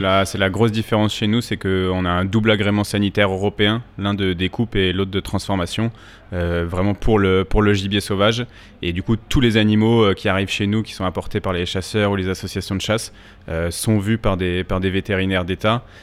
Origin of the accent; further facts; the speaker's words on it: Alsace, Grand Est, France; also born or lived in Bordeaux; now in Paris, France; je suis originaire, euh, d'Alsace, euh, où j'ai fait une, une petite partie de ma scolarité